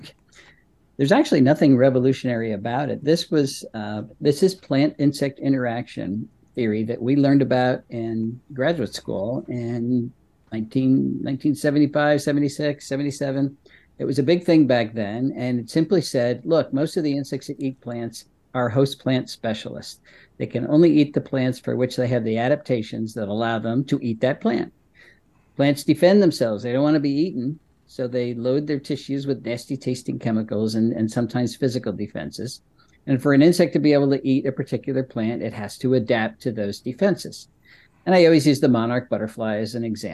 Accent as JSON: {"language": "English", "town": "Berkeley Heights", "region": "New Jersey", "country": "United States", "tie": "born or raised there", "also_born_or_lived": "Maryland", "moved": "as an adult", "lives_now": "Pennsylvania, United States", "said": "I grew up in Berkeley Heights, New Jersey"}